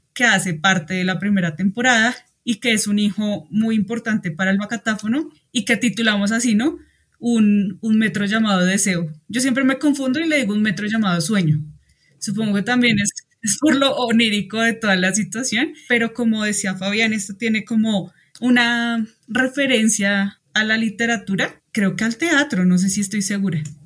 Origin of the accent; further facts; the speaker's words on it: Colombia; como colombianos